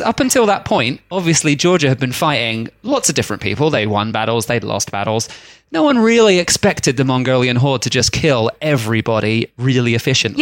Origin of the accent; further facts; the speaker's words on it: Australia; we're Australian